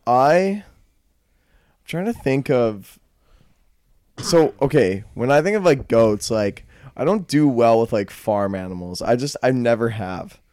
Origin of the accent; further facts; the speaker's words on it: Calgary, Alberta, Canada; I'm from Calgary. So, I mean, I'm more of a city slicker in a way